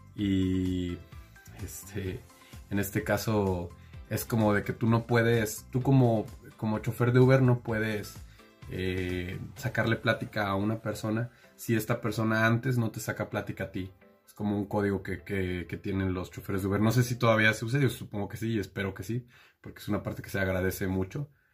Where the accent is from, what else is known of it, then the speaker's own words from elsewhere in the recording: Mexico; como buen mexicano